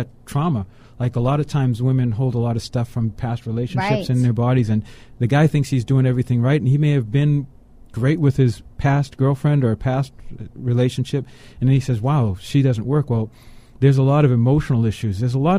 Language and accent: English; Boston, Massachusetts, United States; but I'm from Boston.